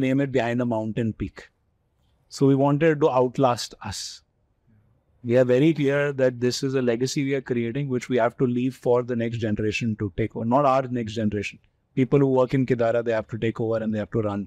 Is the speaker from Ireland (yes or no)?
no; Delhi, India; also born or lived in Kolkata; both of us, as you know, are Delhi boys, right? Born and brought up in Delhi.